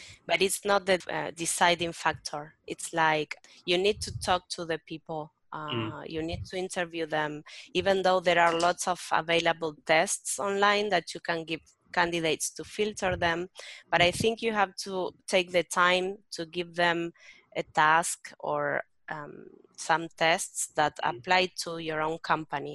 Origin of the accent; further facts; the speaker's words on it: Berazategui, Buenos Aires Province, Argentina; I grew up in a little town or town called Berazategui.